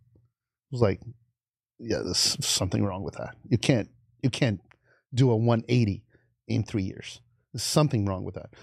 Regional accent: Rio de Janeiro, Brazil; moved away as an adult; I grew up in a very uh, back then rural part of Rio

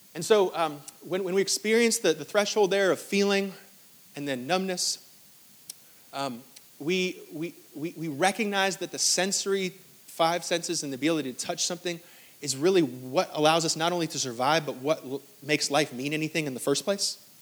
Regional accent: New York, United States; now in Greenville, United States; I'm from New York

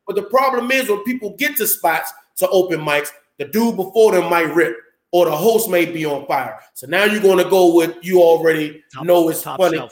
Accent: Landover, Maryland, United States; I'm from Landover, Maryland

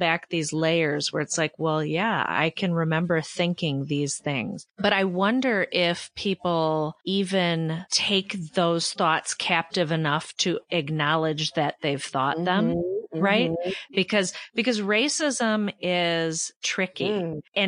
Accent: Michigan, United States; You probably hear, I'm from Michigan, so we weren't really a part

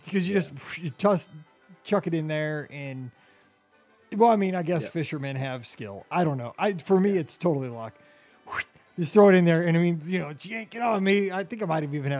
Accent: St. Louis, Missouri, United States; I'm from St. Louis

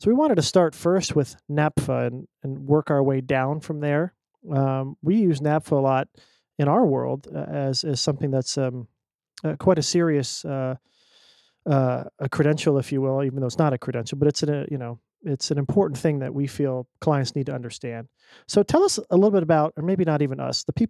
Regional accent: Richmond, Virginia, United States; when I was little, we used to go to the Colts games in Baltimore from Richmond.

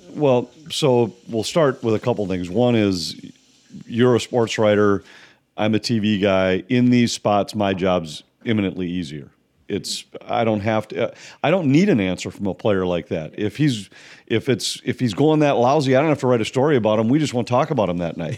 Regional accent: Minnesota, United States; I grew up in Minnesota

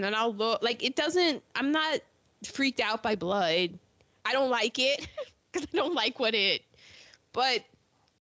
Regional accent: United States; I always say, the DMV

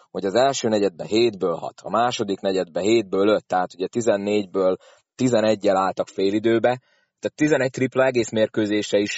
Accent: Szolnok, Jász-Nagykun-Szolnok, Hungary; fél idő annyira nem tetszett szolnokiként.

